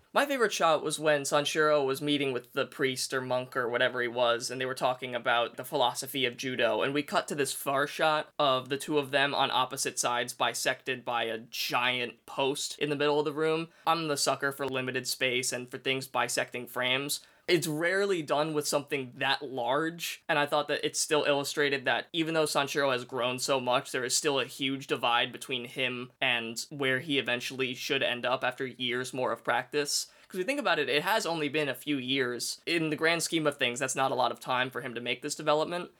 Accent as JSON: {"language": "English", "country": "United States", "said": "as an American"}